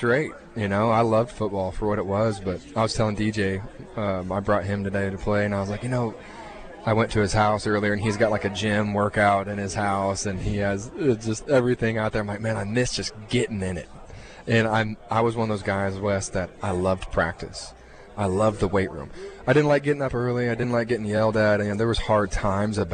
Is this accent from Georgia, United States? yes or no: no; Texas, United States; I'm a first-generation Texan